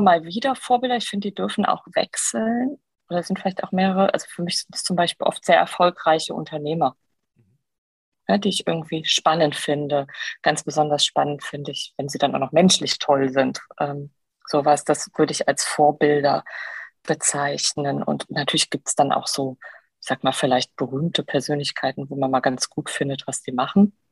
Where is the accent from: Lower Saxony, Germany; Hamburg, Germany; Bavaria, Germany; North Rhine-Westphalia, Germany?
North Rhine-Westphalia, Germany; Heinsberg; also born or lived in Aachen; Ich bin groß geworden bei Heinsberg